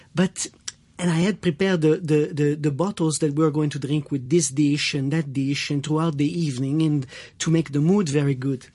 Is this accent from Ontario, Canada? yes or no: no; Quebec, Canada; I am French Canadian uh, from Quebec.